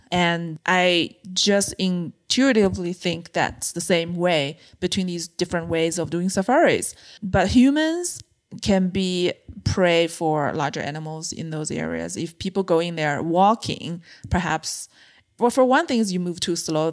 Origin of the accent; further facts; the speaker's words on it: China; moved away as an adult; also born or lived in Beijing; I grew up in a mid-size city in China